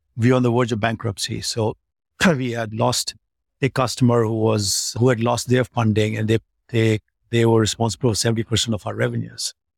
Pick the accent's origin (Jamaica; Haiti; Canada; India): India; Delhi; moved away as an adult; stay in Delhi, where my hometown was